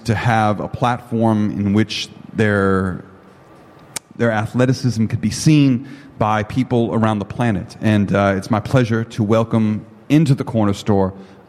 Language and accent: English; Chicago, Illinois, United States; And when he found out that I was from Chicago, he introduced me to a friend that we now share in common